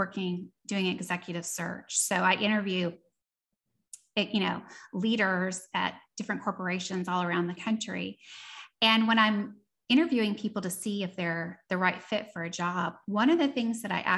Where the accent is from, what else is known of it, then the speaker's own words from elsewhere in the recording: Seattle, Washington, United States; moved away as an adult; also born or lived in East Coast, United States / Austin, Texas / New Orleans, Louisiana; born on the East Coast, raised in Seattle